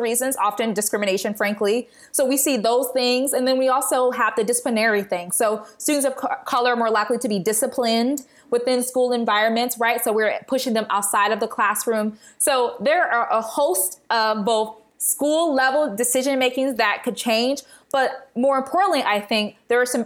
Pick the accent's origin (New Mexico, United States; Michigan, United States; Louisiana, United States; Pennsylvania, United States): Michigan, United States; Detroit; my hometown of Detroit